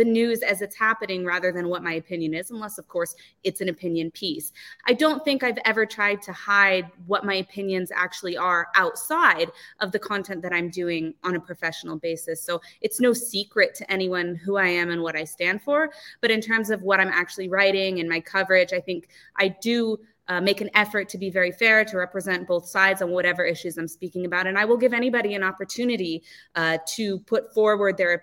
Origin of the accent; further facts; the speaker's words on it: Los Angeles, California, United States; moved away as an adult; now in Israel; originally I am from Los Angeles, also dubbed Tehrangeles sometimes